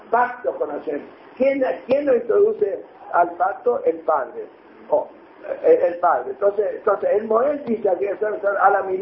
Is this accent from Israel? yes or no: yes; Israel; perdone, pero los israelíes tenemos humor. ustedes Tenemos muchos problemas, tenemos humor. Ya, ya, yo soy israelí, ¿eh?